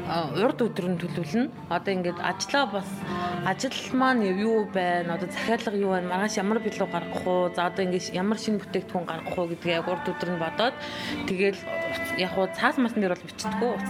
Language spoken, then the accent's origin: Mongolian; Mörön, Khövsgöl, Mongolia; also born or lived in Ulaanbaatar; өссөн төрсөн нутаг болох өсгөлтэй ирсэн